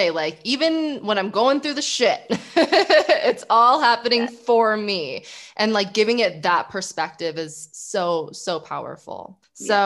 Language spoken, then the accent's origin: English; California, United States; both Cali girls.